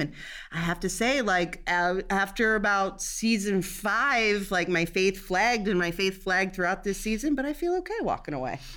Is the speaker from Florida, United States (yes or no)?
no; Cincinnati, Ohio, United States; I'm from Cincinnati